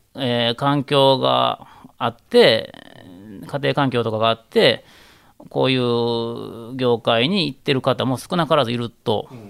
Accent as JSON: {"language": "Japanese", "area": "Kanzaki", "region": "Hyogo", "country": "Japan", "tie": "born or raised there", "said": "兵庫県の、まあ、昔神崎の私があったっていうあたりにうちの実家のお寺が私の生まれたお寺があるんですけど"}